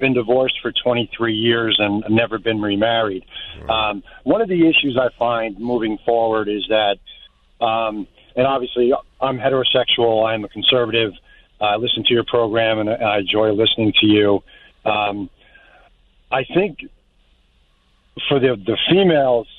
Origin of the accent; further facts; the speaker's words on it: Morris County, New Jersey, United States; also born or lived in Pennsylvania; now in Morris, New York, United States; I actually grew up in Morris County, New Jersey, but I'm up in Otsego County, up in New York.